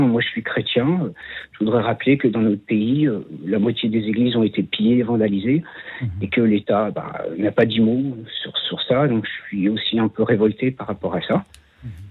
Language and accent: French; France; also born or lived in Bois-Colombes; je suis un Français de souche